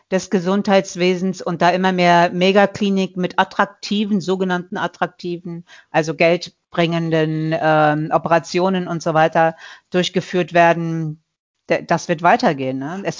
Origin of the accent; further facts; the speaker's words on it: Mecklenburg-Vorpommern, Germany; ich sag mal so, ich komme ja aus Mecklenburg-Vorpommern.